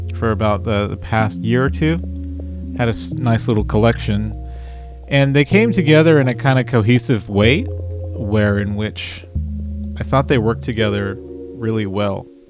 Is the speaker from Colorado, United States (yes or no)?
no; Dallas, Texas, United States; I'm from Dallas, Texas, and I uh, make music.